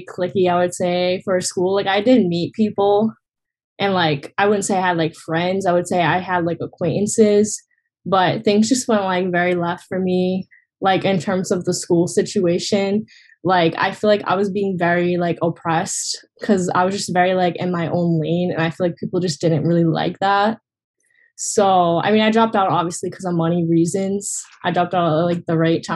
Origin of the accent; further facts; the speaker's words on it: Massachusetts, United States; kind of in Massachusetts, like where I'm from